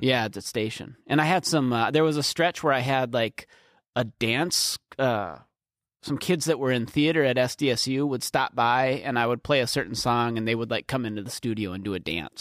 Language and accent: English; Norway Center, South Dakota, United States; it's in between Canton, Beersford, and Alcester. That's where I grew up